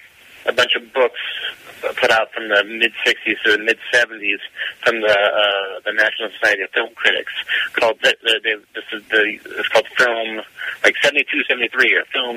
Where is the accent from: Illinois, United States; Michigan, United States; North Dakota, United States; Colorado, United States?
Illinois, United States; Chicago; maybe it's because I grew up around Chicago. Once again, I'm seeing things that sort of remind me of home a bit